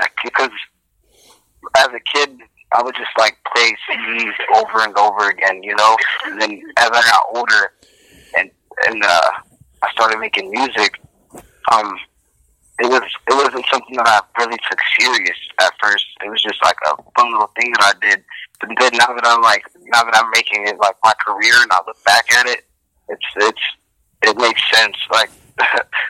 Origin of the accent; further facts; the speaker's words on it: Canton, Ohio, United States; I come from Canton, Ohio